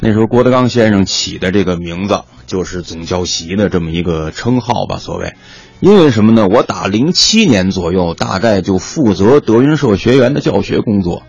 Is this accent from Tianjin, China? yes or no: yes; Tianjin, China; 我呢，从小在天津呐